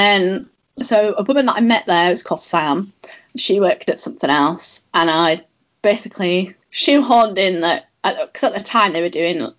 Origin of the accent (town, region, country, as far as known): the north of England, United Kingdom; moved away as an adult; also born or lived in London